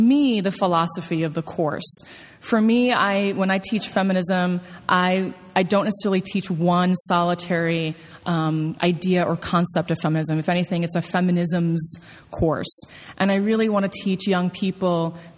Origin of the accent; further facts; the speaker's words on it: New York, United States; I'm a New Yorker